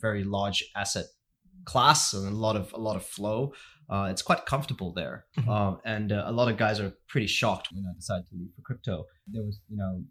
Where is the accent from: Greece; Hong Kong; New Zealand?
Hong Kong; moved away as an adult; also born or lived in United States / New York; I grew up in Hong Kong, went to college in the States, and I worked for 4 years in New York